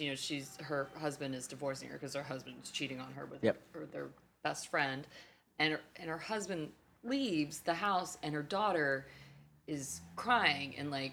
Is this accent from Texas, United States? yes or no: yes; Texas, United States; I'm from Texas.